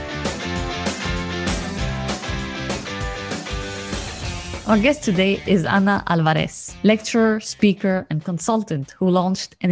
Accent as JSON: {"language": "English", "country": "Lebanon", "moved": "yes", "lives_now": "Italy", "said": "I come from Lebanon"}